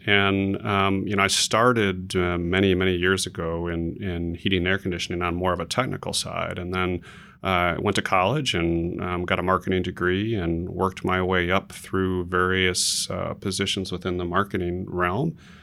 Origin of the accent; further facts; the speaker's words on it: Chicago, Illinois, United States; now in Dallas, United States; Originally from Chicago, Illinois, born and raised